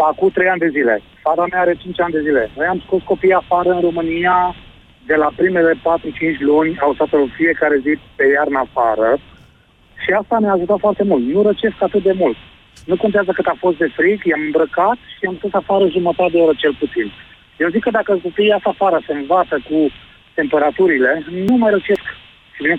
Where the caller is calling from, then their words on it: Sweden; eu te sunt din Suedia.